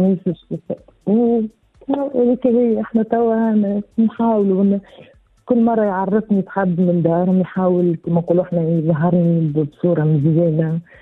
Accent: Tunisia; انا من الاثنين من تونس

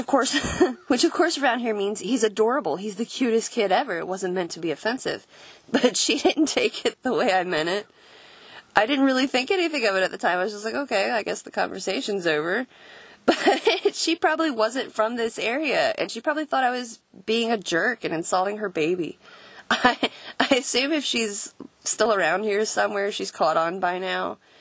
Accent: Florida, United States; I'm actually from down south. I'm from Florida, but I spent most of my formative years around here, I guess.

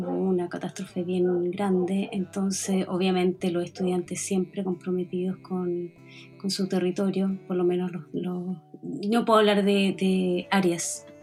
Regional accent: Temuco, Araucanía, Chile; De, la Araucanía, porque yo soy oriunda de Temuco, vengo de por allá.

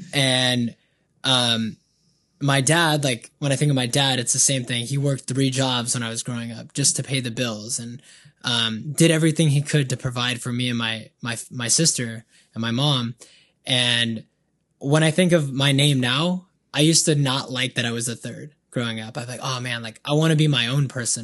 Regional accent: Banning, California, United States; also born or lived in Colton, California; Then moved to Banning when I was younger in the fourth grade

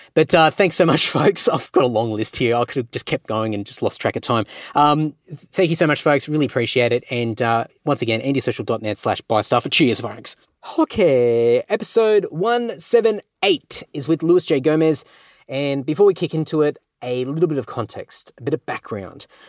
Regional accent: Australia; I'm an Aussie.

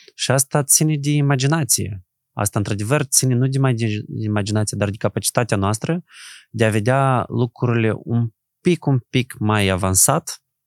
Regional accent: Moldova; noi suntem moldoveni

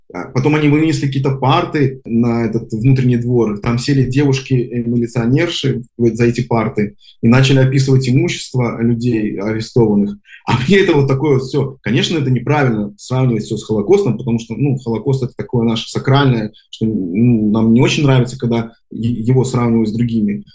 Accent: Minsk, Belarus; moved away as an adult; now in Israel; родился на бульваре э, Шевченко и, и всю жизнь там прожил

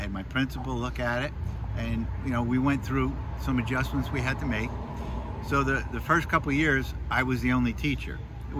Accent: Hawthorne, New Jersey, United States; Yes, I grew up in Hawthorne. I originally attended Washington School back in the 60s.

